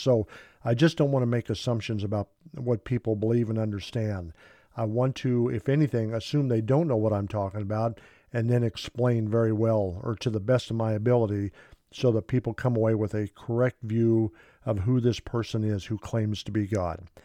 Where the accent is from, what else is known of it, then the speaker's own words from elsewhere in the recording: Kansas, United States; I'm from Kansas. My wife uh, is from Kansas. Uh, she was born in Arkansas. I was born in Kansas